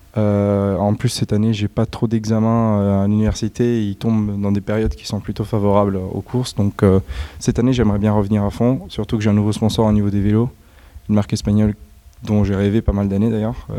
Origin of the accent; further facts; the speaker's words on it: Italy; moi je suis italien